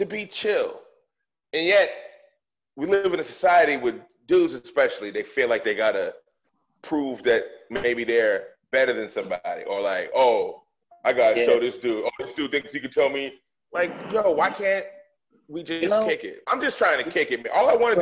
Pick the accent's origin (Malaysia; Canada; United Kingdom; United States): United States; Boston, Massachusetts; When I was a kid, like, I'm from Dorchester.